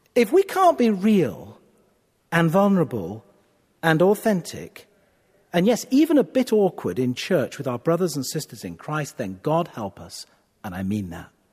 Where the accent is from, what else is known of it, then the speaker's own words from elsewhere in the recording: United Kingdom; I'm a Brit